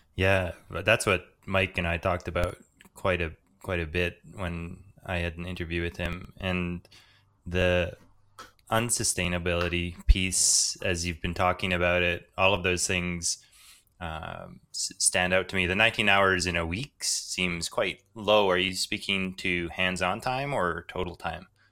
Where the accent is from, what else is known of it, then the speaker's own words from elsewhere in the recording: Canada; I grew up in part in First Nations communities, which are often quite poor.